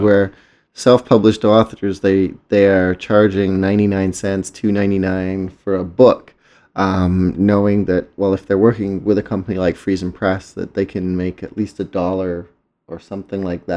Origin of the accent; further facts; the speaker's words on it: England, United Kingdom; moved away; a word that I grew up with in England